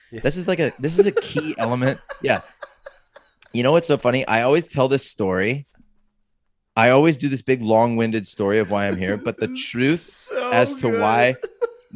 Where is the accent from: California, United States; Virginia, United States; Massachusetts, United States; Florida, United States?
California, United States; San Diego; moved away as an adult; also born or lived in Los Angeles; now in United Kingdom; I'm from San Diego, and I lived in San Diego, and I moved to Los Angeles for about in 2012